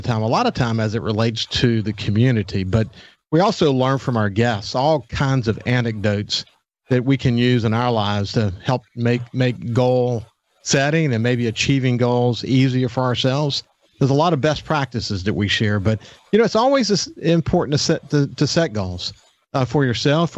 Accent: Gulfport, Mississippi, United States; I grew up in Gulfport and became the president and publisher of the Sun Herald

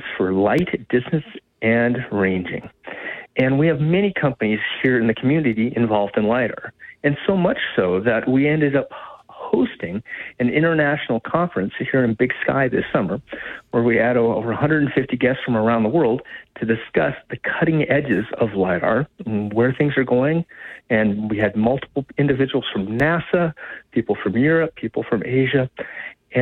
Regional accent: Missoula, Montana, United States; I was born and raised in Missoula and came over to MSU

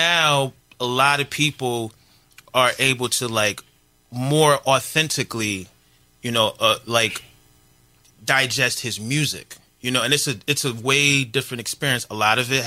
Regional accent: New York, United States; I'm from New York

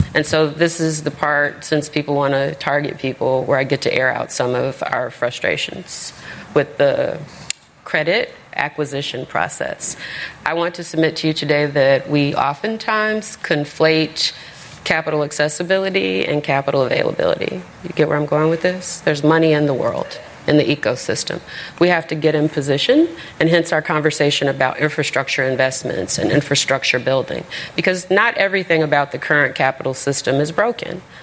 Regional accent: Chicago, Illinois, United States; I'm from Roseland

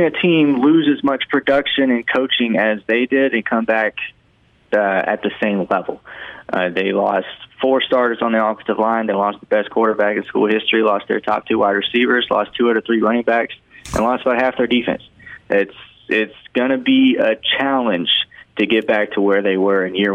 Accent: Alabama, United States; well, I'm from Lower Alabama. The, the nearest school was South Alabama, and I did not want to go to South Alabama.

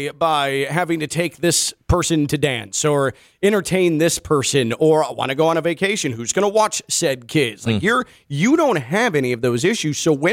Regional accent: Chicago, Illinois, United States; moved away; growing up in Chicago

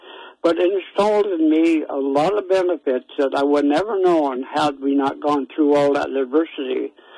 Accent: Powder River County, Montana, United States; now in Billings, United States; We had no money growing up in Powder River County.

